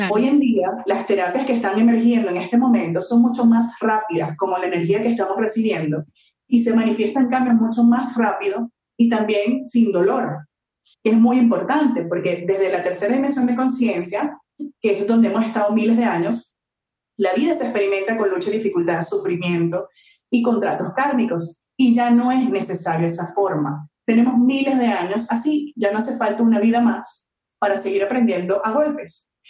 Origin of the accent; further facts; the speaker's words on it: Venezuela; moved away as an adult; now in Mexico; primero yo soy venezolana. Eh, tengo enamorada de México unos siete años que vivo acá.